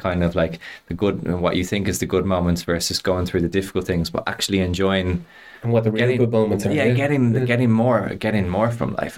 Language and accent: English; Dublin, Leinster, Ireland; I grew up uh, in Clontarf